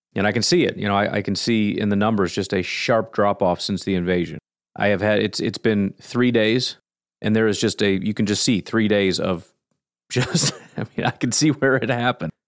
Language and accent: English; United States; As an American